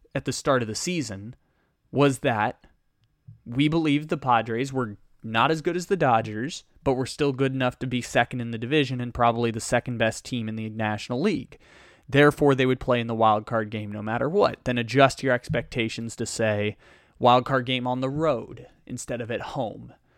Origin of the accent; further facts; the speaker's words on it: San Diego, California, United States; moved away as an adult; now in Northern California, United States; I grew up in San Diego, born and raised, and now live in Northern California